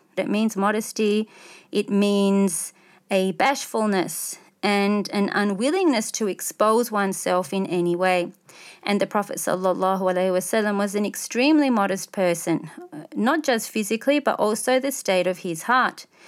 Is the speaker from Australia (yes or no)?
yes; Australia; as an Australian, non-Muslim, middle class